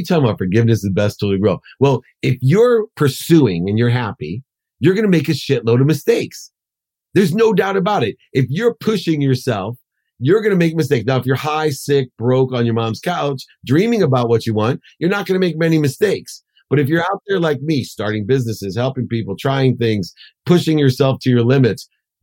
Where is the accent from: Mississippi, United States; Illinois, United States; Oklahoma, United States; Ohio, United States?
Ohio, United States; Akron; growing up in Akron, poor mom, two jobs, packing my dinner.